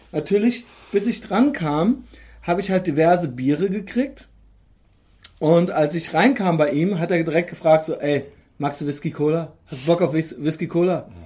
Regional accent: Koblenz, Rhineland-Palatinate, Germany; now in Cologne, Germany; aus meiner alten Heimatstadt, unserer gemeinsamen alten Heimatstadt Koblenz

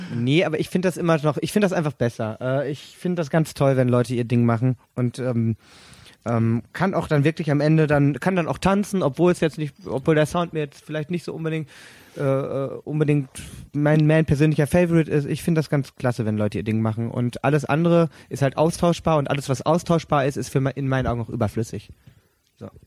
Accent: Sauerland, North Rhine-Westphalia, Germany; now in Cologne, Germany; ich dann halt als Sauerländer

